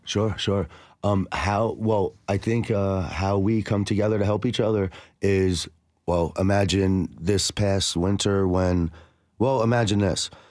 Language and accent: English; New Jersey, United States; now in Nashville, United States; I'm from New Jersey